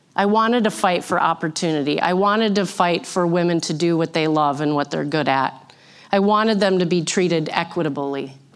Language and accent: English; St. Cloud, Minnesota, United States; born or raised there; also born or lived in Missouri